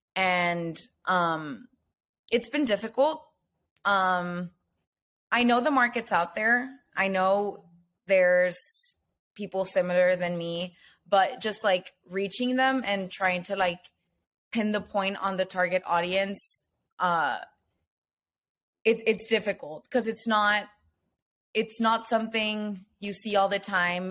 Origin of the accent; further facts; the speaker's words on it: Nuevo Laredo, Tamaulipas, Mexico; moved away as an adult; also born or lived in Austin, Texas; I was born in Laredo, Texas, but I lived the majority of my life in Olaredo, Tamaulipas, which is across the border.